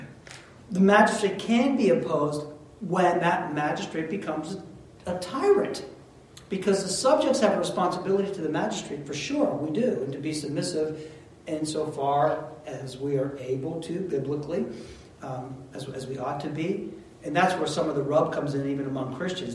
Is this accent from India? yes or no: no; United States; we're Americans